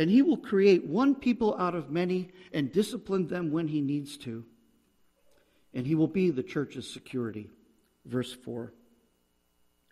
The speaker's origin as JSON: {"language": "English", "town": "Trevorton", "region": "Pennsylvania", "country": "United States", "said": "I'm from Treverton, between Shamokin and Sunbury, an hour north of Harrisburg"}